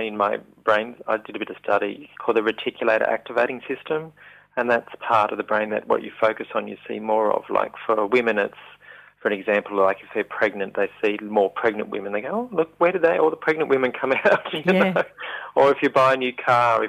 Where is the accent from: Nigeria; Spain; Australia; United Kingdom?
Australia; Young, New South Wales; moved away; my hometown of Young in New South Wales